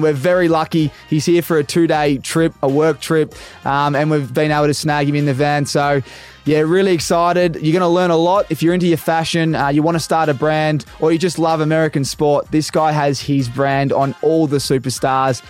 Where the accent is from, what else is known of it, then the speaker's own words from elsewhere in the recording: Australia; being an Aussie